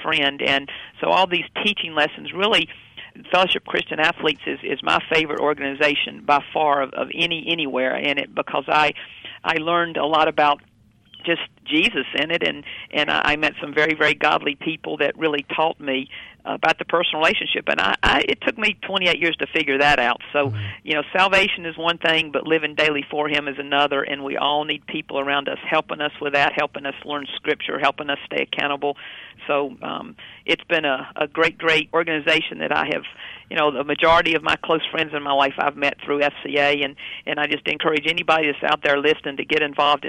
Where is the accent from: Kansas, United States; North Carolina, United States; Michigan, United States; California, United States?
North Carolina, United States; now in Wichita, United States; I grew up in North Carolina